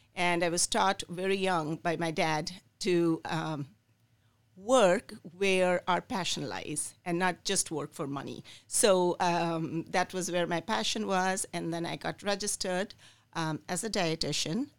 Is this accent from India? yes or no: yes; India; moved away as an adult; also born or lived in Michigan, United States; now in Lansing, United States; I was born in India. I came here when I was 24 years old